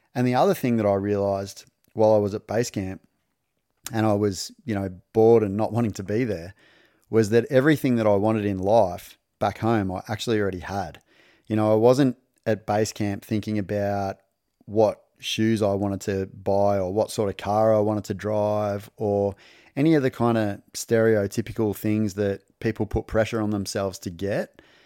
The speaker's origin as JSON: {"language": "English", "region": "country Victoria", "country": "Australia", "tie": "born or raised there", "also_born_or_lived": "Darwin, Northern Territory, Australia", "said": "I was born in Darwin and we moved south down to country Victoria. And so I grew up without my dad"}